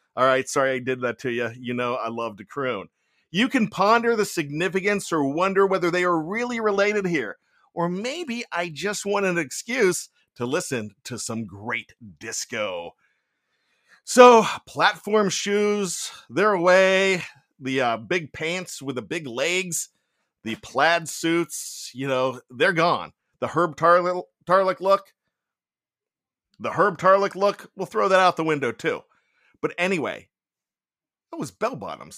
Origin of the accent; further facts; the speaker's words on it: Johnstown, Pennsylvania, United States; filmed in my hometown of Johnstown, Pennsylvania